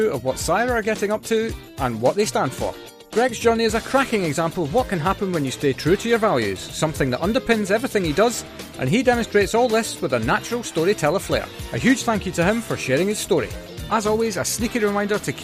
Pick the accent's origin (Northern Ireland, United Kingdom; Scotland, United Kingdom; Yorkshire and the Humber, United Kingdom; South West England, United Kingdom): Scotland, United Kingdom; now in London, United Kingdom; Every time I go back to Scotland, I'm like, it's nice to be back